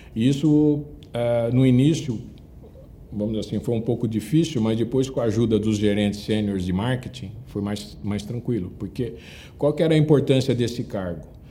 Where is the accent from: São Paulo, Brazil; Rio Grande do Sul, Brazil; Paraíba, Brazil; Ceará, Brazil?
São Paulo, Brazil; Andradina; moved away as an adult; now in São Paulo, Brazil; passei minha infância, como disse, na minha cidade natal, em Andradina, né, interior de São Paulo